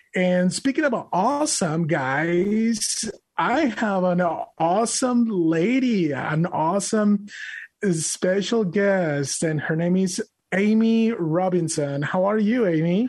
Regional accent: Monterrey, Nuevo León, Mexico; English is a second language; now in United States; I'm an immigrant from Mexico, from Monterrey, Mexico

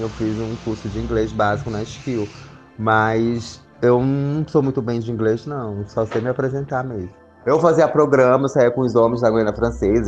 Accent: Amapá, Brazil; now in São Paulo, Brazil; tenho 30 anos, sou do estado do Amapá. Saí de casa com muito nova, não me lembro muito bem, acho que eu tinha 12 anos

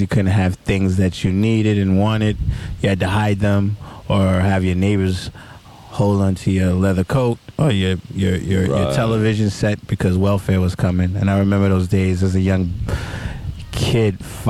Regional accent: New York City, New York, United States; also born or lived in Harlem / Bronx / Queens / Brooklyn; I'm an all-around New York City kid, basically.

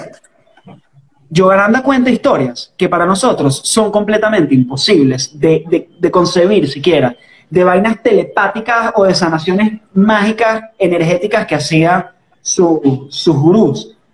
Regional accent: Caracas, Capital District, Venezuela; accent: caraqueño; ese es el acento caraqueño, ese es mi acento.

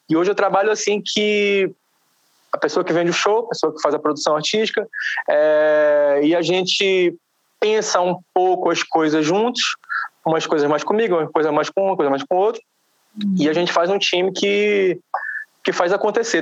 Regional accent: Belém, Pará, Brazil; now in São Paulo, Brazil; Eu sou de Belém do Pará

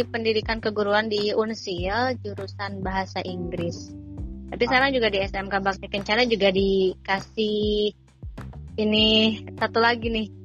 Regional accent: Sukaraja, West Java, Indonesia; Saya dari Sukaraja

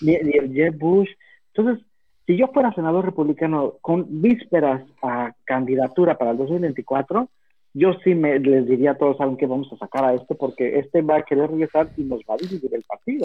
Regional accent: Mexico; now in United States; como mexicano

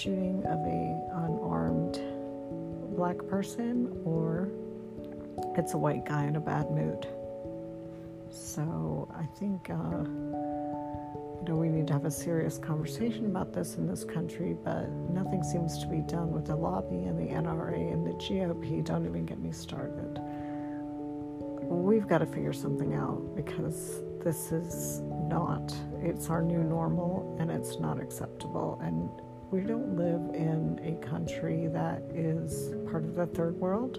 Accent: United States; being American

